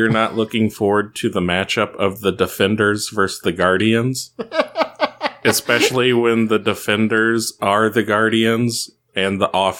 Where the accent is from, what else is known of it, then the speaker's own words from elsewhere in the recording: St. Charles, Missouri, United States; I was born in St. Charles.